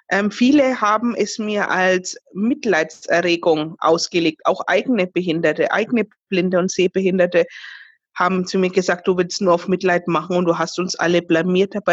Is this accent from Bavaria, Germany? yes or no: yes; Fürth, Bavaria, Germany; Ich komme aus Fürth, das ist in Bayern, gleich neben Nürnberg.